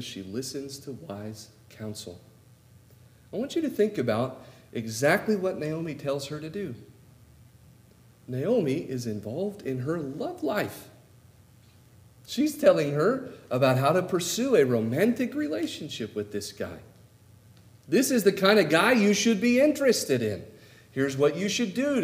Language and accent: English; California, United States; moved away as an adult; now in Oklahoma, United States; I'm a Californian living in Oklahoma